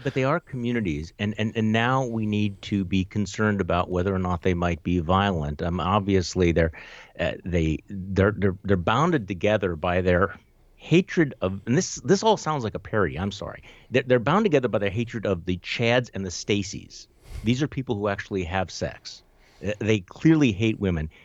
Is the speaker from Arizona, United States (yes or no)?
no; Wisconsin, United States; my home state of Wisconsin